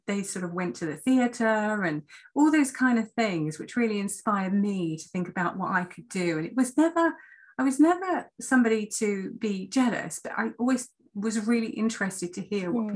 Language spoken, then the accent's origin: English; North Kent, South East England, United Kingdom; I grew up in North Kent, and I was a sort of child of a single parent, working class family, went to school in North Kent